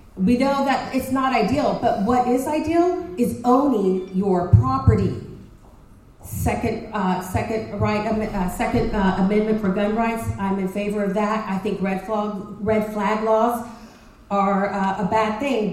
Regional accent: Dallas, Texas, United States; also born or lived in Princeton, Texas; I grew up in Dallas

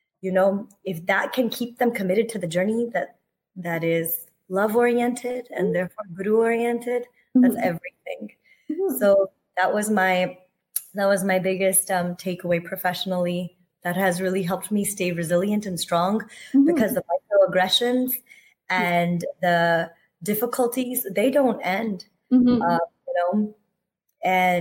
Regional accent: United States; a millennial brown kid growing up in the States

